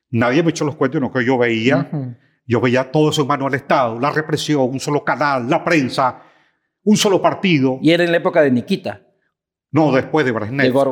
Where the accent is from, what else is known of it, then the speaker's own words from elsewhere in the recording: El Tocuyo, Lara, Venezuela; moved away; mi pueblo, el Tocuyo, es un pueblo que tiene una tradición de, histórica de luchas campesinas